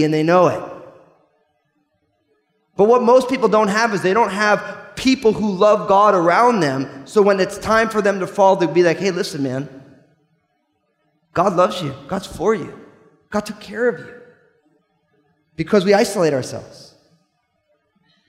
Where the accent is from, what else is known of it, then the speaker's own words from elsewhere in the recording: New Jersey, United States; I'm from New Jersey